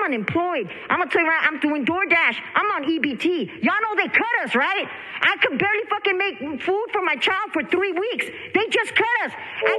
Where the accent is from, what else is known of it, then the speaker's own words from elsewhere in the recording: San Francisco, California, United States; I'm from San Francisco Mission District, born and raised.